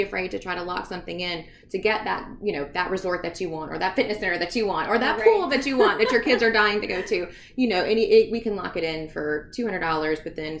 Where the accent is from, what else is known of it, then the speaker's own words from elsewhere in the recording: the South, United States; we're Southern, so we're from the South.